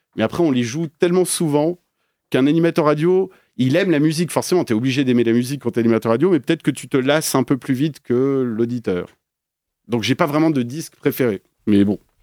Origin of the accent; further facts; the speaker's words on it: Paris, Île-de-France, France; moved away as an adult; also born or lived in Belgium; now in Geneva, Switzerland; je suis parisien